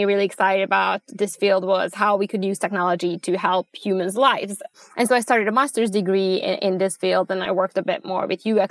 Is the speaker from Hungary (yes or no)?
yes; Budapest, Hungary; moved away as an adult; also born or lived in Abu Dhabi; now in Sweden; Originally, I'm from Budapest, Hungary. I grew up there.